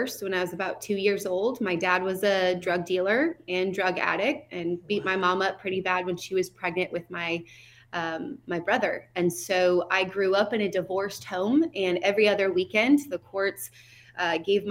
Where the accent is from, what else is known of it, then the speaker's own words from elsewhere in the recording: Seattle, Washington, United States; I was raised in North Seattle.